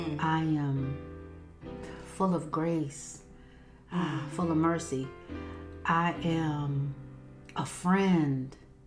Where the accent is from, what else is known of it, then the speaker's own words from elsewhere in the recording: Raleigh, North Carolina, United States; I am here from Raleigh, North Carolina. I am a mother of three. I am saved. I am baptized in Jesus' name.